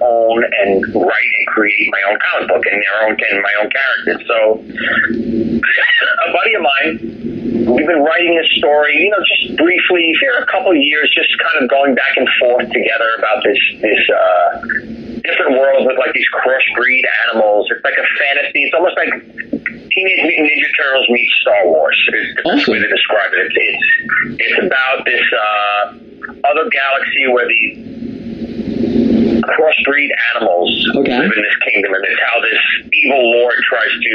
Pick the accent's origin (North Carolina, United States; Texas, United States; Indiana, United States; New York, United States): New York, United States; New York City; also born or lived in Manhattan, New York / Italy (grandparents); I grew up in Brooklyn originally, and then I lived in Manhattan from when I was about 15 till I was in my 30s